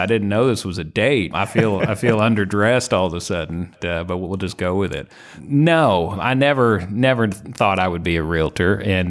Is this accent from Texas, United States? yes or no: no; Indiana, United States; now in Louisville, United States; Louisville area. So Southern Indiana originally, which is why Purdue was the in-state school with an aviation program.